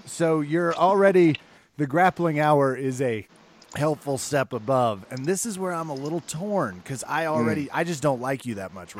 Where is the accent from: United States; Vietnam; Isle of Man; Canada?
United States; Kansas; I was raised in Kansas. I'm a part of the Midwest education.